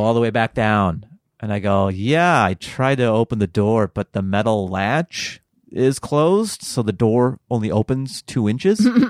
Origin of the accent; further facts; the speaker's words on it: Seattle, Washington, United States; I grew up in the Pacific Northwest